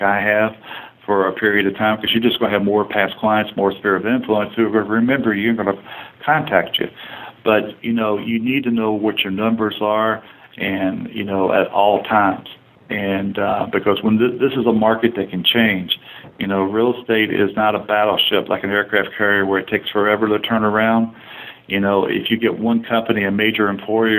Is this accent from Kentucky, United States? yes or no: yes; Warsaw, Kentucky, United States; I'm from that area. I'm from Gallatin County, Warsaw